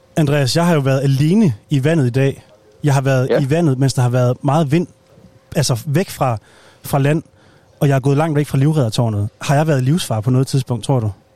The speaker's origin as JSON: {"language": "Danish", "area": "North Jutland", "region": "North Denmark Region", "country": "Denmark", "said": "vi er begge to fra Nordjylland"}